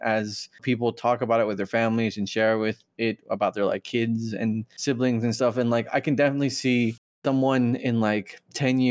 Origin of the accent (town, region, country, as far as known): United States; born or raised there